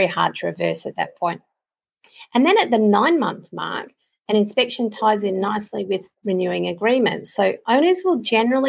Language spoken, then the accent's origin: English; Queensland, Australia; I'm a Queenslander